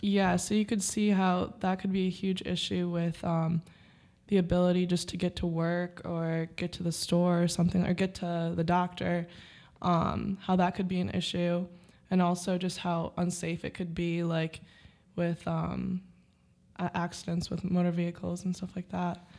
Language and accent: English; Rochester, New York, United States; I'm also also from Rochester, New York.